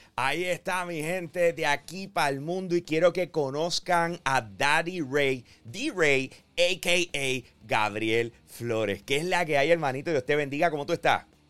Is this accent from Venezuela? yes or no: no; Bayamón, Puerto Rico; yo soy de Bayamón